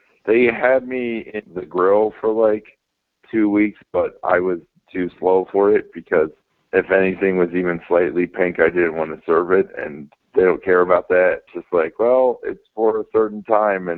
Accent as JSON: {"language": "English", "town": "Davie", "region": "Florida", "country": "United States", "tie": "born or raised there", "also_born_or_lived": "Miami, Florida", "said": "I was born in Miami in 1983, and then I grew up in Davie, Florida"}